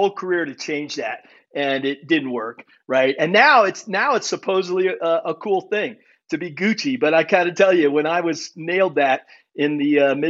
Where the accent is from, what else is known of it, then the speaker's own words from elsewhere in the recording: Germany; born there; So for me, I was born in Germany. My dad was an army officer.